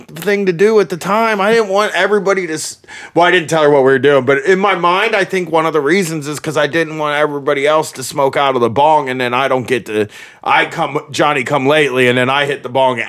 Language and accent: English; Groveport, Ohio, United States; I'm from Groveport, but it's very close to Columbus